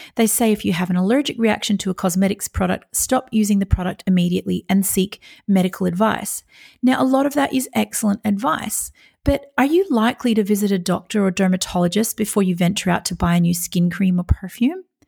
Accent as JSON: {"language": "English", "country": "Australia"}